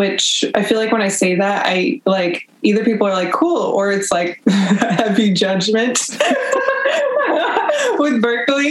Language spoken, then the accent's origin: English; Union City, California, United States; also born or lived in Boston / San Francisco; I was born in California, raised in the Bay Area